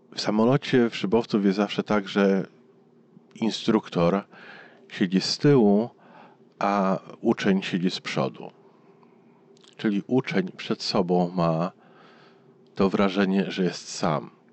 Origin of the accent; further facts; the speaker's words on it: Warsaw, Masovian Voivodeship, Poland; urosłem w pobliżu lotniska, e, na Gocławiu. Teraz tam jest duże osiedle, ale jak ja dorastałem, tam było lotnisko sportowe. Wielka łąka zaraz obok Warszawy